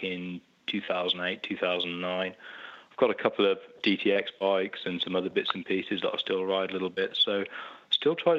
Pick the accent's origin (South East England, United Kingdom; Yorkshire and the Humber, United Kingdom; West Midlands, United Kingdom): South East England, United Kingdom; Oxford; I was born in Oxford in the UK, and I've lived pretty much all my life in Oxford